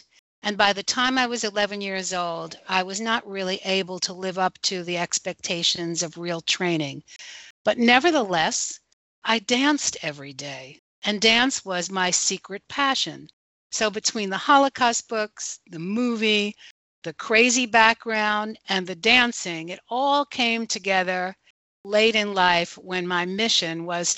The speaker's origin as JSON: {"language": "English", "area": "Westchester County", "region": "New York", "country": "United States", "tie": "born or raised there", "said": "Okay. Well, I grew up in Westchester County."}